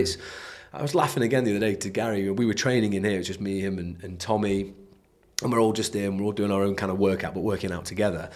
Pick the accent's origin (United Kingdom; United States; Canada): United Kingdom; we're British